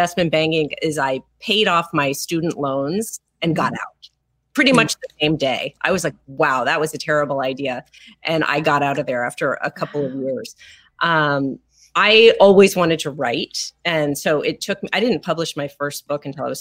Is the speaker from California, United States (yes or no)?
yes; Los Angeles, California, United States; I grew up in Los Angeles